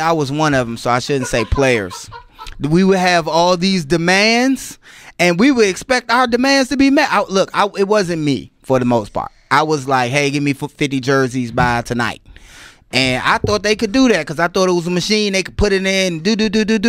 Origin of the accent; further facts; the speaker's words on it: Washington, District of Columbia, United States; I'm from Washington, D C. By way of, uh, I played at Dunbar High School